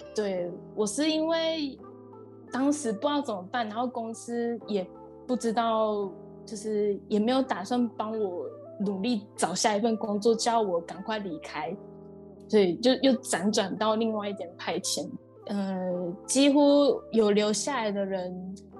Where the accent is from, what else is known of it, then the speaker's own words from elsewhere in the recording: Taichung, Taiwan; moved away as an adult; also born or lived in Shiretoko, Hokkaido, Japan; now in Yamagata, Japan; 我是来自台中的